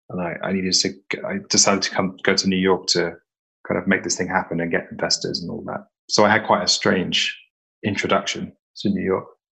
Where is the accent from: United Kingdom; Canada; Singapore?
United Kingdom; west of England; also born or lived in London; I'm from a tiny village in the in the west part of England